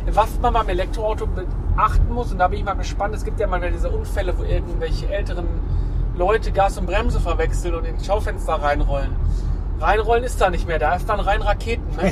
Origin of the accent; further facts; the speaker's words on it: Essen, North Rhine-Westphalia, Germany; bei uns in Essen